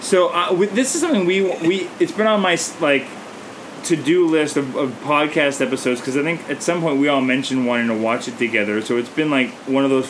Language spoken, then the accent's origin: English; Canada; I'm Canadian filmmaker